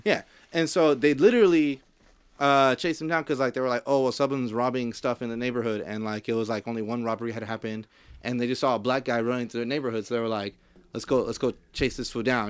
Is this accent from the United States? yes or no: yes; Compton, California, United States; I'm from Compton